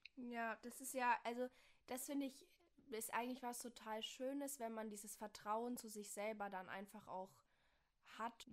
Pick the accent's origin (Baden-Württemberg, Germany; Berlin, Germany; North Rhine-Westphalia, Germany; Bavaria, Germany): Bavaria, Germany; now in Rhineland-Palatinate, Germany; ich komme aus Bayern